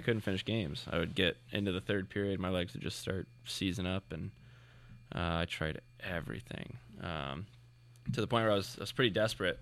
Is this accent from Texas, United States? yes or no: yes; Plano, Texas, United States; born or raised there; moved away